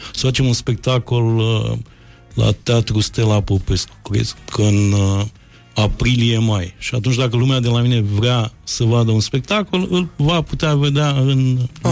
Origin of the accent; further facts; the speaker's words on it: Moldavia, Romania; eu sunt moldovean, moldovean